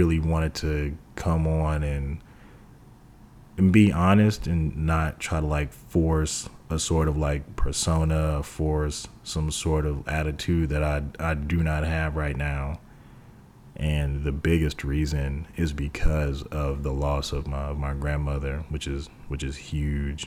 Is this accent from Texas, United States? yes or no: yes; Texas, United States; moved away; whenever I returned to Texas